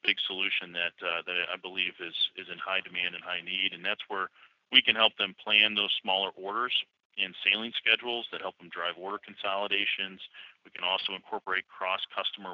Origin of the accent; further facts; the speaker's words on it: St. Louis, Missouri, United States; I'm from St. Louis